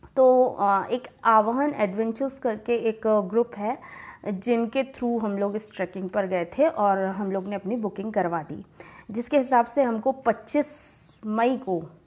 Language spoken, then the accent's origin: Hindi; Dindori, Madhya Pradesh, India; मैं डिंडौरी से हूँ